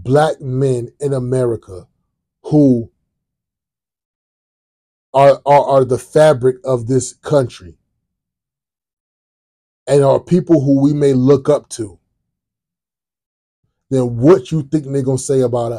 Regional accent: Virginia, United States; I'm from Virginia. I was born and raised in Virginia.

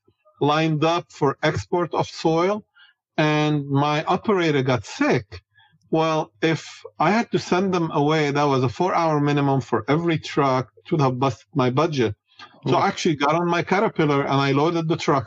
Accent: Beirut, Beirut Governorate, Lebanon; moved away as an adult; now in United States; I grew up in Beirut, Lebanon, and I went to the American University of Beirut

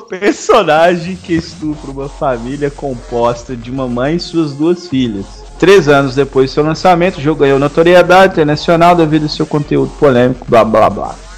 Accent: Minas Gerais, Brazil; eu sou mineiro, falo trem toda hora

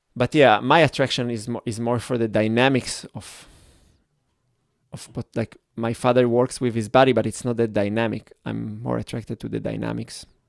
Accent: Israel; English is a second language; I grew up in Israel where there was the whole kibbutz

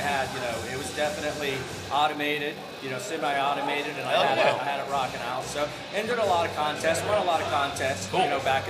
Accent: Tampa, Florida, United States; moved away as an adult; also born or lived in Lake Worth, Florida; So I'm from Tampa originally my whole life.

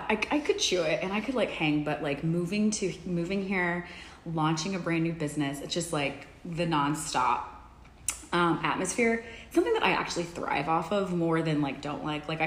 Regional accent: Dallas, Texas, United States; moved away as an adult; also born or lived in Ecuador / Washington, D.C. / Los Angeles; now in New York City, United States; I was born and raised in Dallas

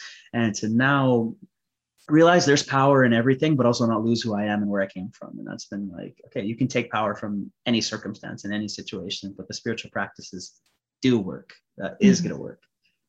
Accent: India; I'm Sikh Punjabi, I'm Indian.

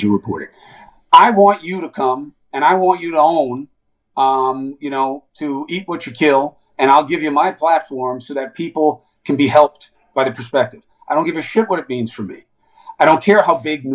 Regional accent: New York City, New York, United States; growing up in Queens, most of the guys on my teams, were Black, Latino, Puerto Rican, Korean, Haitian

